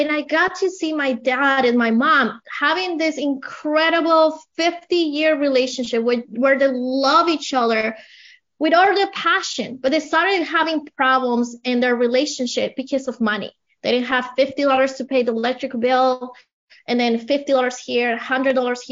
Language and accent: English; Colombia; English is a second language; moved away as an adult; now in United States; I have an accent. I came from Colombia about 20 years ago